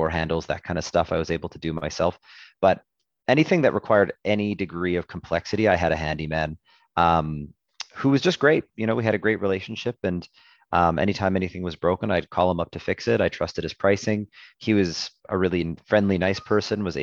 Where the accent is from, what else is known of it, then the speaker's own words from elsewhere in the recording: Edmonton, Alberta, Canada; I'm born and raised in Edmonton